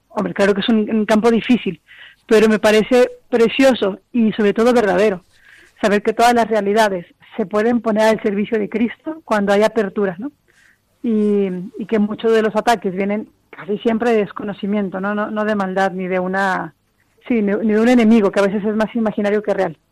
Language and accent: Spanish; Mexico; moved away as an adult; also born or lived in Cozumel, Mexico; now in Spain; soy mexicana y llevo en España cinco años